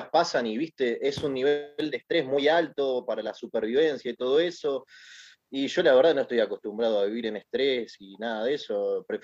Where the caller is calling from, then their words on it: Caballito, Buenos Aires, Argentina; ¿cómo andan? … de Caballito y quería preguntarles acerca de cómo, qué es lo que causó la decadencia de Canal 13